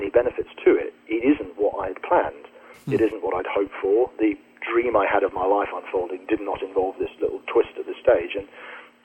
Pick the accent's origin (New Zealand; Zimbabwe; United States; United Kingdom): United Kingdom; We're British